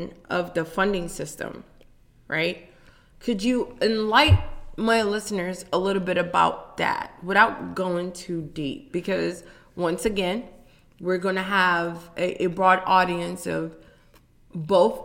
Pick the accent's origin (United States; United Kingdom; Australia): United States; Me being an African-American student, even though I grew up in Montgomery County